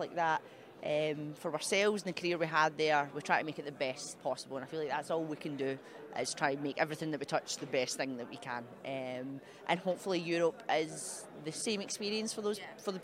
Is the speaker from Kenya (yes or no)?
no; Paisley, Scotland, United Kingdom; moved away as an adult; now in United States; born in Paisley